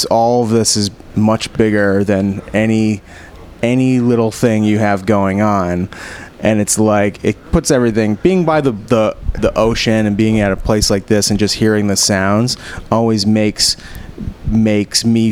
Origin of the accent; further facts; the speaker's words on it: Rhode Island, United States; growing up in Rhode Island